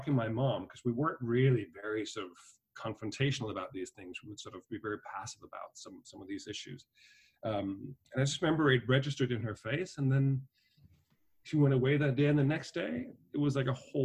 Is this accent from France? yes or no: no; Denmark; moved away as an adult; also born or lived in Dublin, Ireland; now in New York, United States; I was born and raised in Denmark, but my parents had a company in Ireland